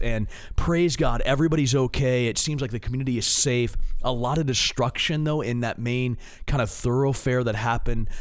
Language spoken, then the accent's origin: English; Maryland, United States; I'm an East Coast guy. I'm, I'm from Maryland.